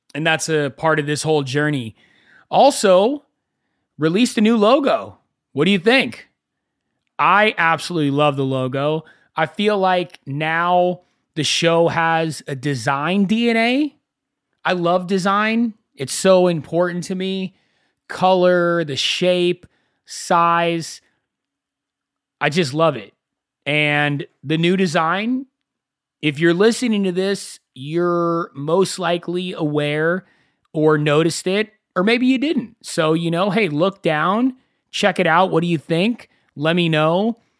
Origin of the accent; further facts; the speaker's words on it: Agoura Hills, California, United States; I grew up in Agora Hills. It's about forty-five minutes to an hour away from Los Angeles